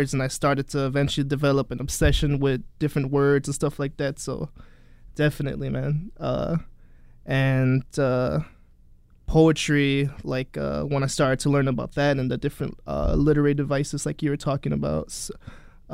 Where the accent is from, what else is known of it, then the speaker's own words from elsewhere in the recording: Chicago, Illinois, United States; growing up here